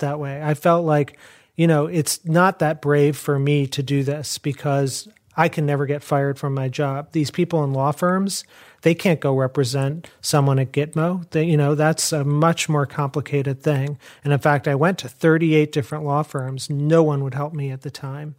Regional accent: Chicago, Illinois, United States; I grew up in Chicago.

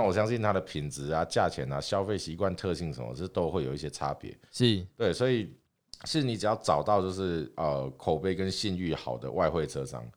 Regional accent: Taiwan

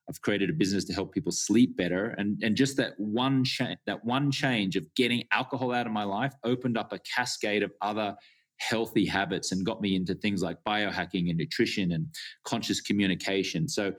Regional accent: Australia; Yeah, well, I grew up in Australia and I was a socially acceptable drinker

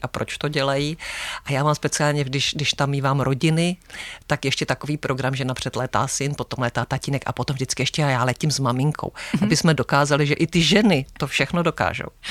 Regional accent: Zlín, Zlín Region, Czechia; now in Velké Karlovice, Czech Republic; tři jsme ze Zlína

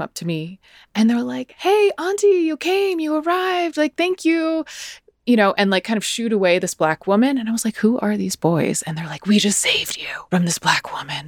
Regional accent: United States; accent: American; my American accent

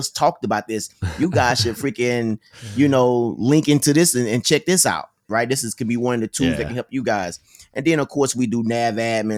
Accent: Mississippi, United States; because I'm from Mississippi, so I'm not saying the words like, correctly and all this type of stuff.

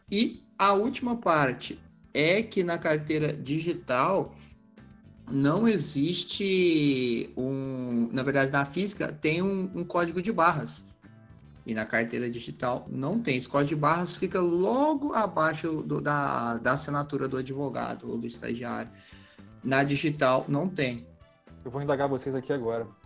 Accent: Minas Gerais, Brazil; como eu sou de Minas, sou escrito em Minas

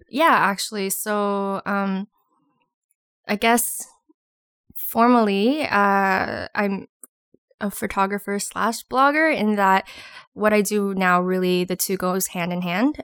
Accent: Toronto, Ontario, Canada; moved away as an adult; now in Ottawa, Canada; I'm originally from Toronto, but I live in Ottawa now

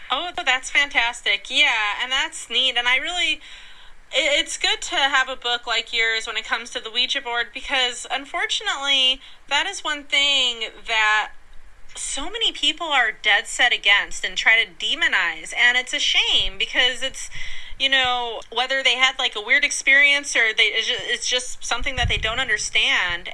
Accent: Colorado, United States; moved away; Colorado's my home state. I go I live there part time.

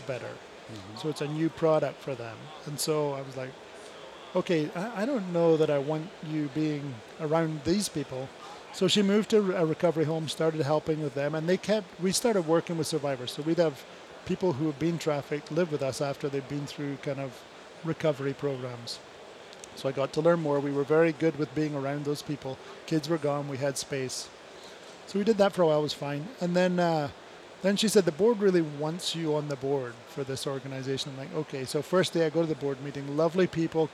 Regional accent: Scotland, United Kingdom; I'm Scottish.

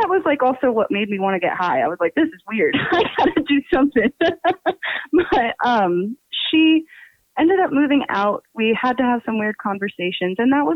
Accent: Pennsylvania, United States; accent: New Jersey; I'm from Pennsylvania

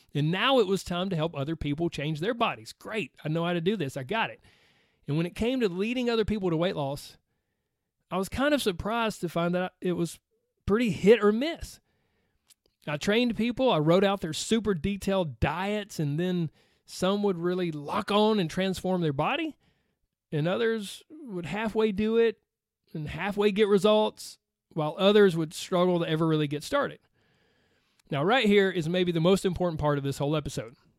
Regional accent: Georgia, United States; accent: Southern; I was raised on a little dirt road in the deep fried South

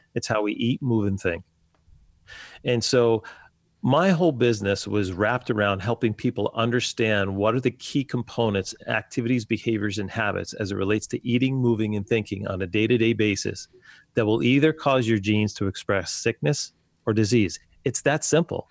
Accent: New Jersey, United States; moved away as an adult; now in Wisconsin, United States; I was born and raised in New Jersey

